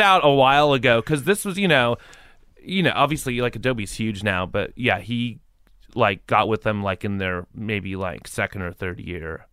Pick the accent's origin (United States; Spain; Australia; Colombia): United States; San Jose, California; moved away as an adult; also born or lived in New York / Cupertino / Portland; I was born in New York, and then we moved, when I was eight, we moved to San Jose